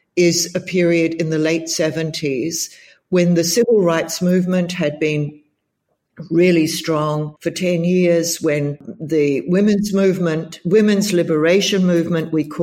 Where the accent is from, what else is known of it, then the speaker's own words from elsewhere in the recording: New Zealand; moved away as an adult; also born or lived in Israel / United Kingdom / Germany; now in Australia; My home country is New Zealand. And I left New Zealand as soon as I could afford to when I was 20